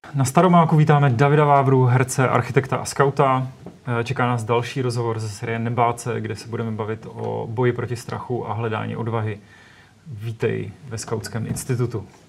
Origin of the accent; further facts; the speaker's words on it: Czechia; My jako Češi